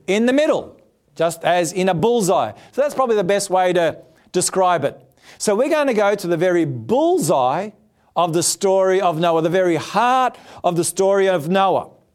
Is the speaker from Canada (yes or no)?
no; Australia; I'm an Australian